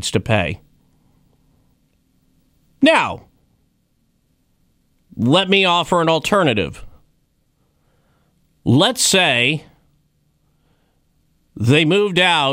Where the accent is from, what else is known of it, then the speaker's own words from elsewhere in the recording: Wyoming, United States; My time growing up in Wyoming